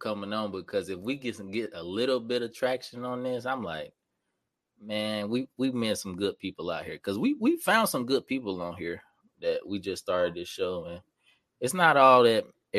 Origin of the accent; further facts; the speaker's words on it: Atlanta, Georgia, United States; moved away as an adult; I'm from Atlanta, right?